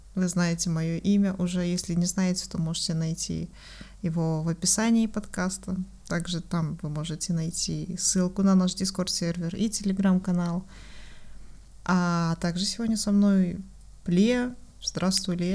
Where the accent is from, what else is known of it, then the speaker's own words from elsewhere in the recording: Kazakhstan; Мы все выходцы из Казахстана